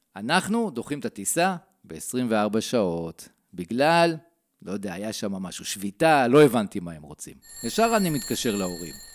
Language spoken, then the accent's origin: Hebrew; Modiin, Central District, Israel; אני בן ארבעים וארבע, ממודיעין